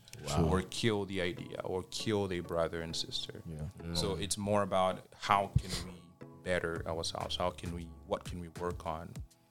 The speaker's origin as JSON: {"language": "English", "country": "DR Congo", "tie": "born or raised there", "second_language": "English", "moved": "as an adult", "lives_now": "Canada", "said": "I was born and raised in the Democratic Republic of the Congo."}